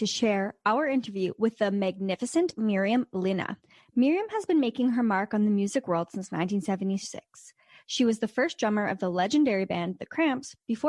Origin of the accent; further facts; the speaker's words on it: Sudbury, Ontario, Canada; also born or lived in Naughton, Ontario; I grew up in Sudbury, Ontario.